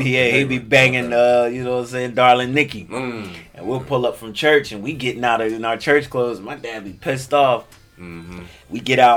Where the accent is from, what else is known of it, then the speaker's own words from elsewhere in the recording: Willingboro, New Jersey, United States; I'm from Jersey, Willingboro, New Jersey.